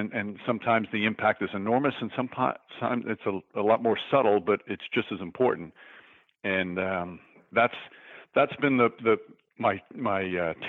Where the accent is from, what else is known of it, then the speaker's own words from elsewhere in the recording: New York, United States; being in New York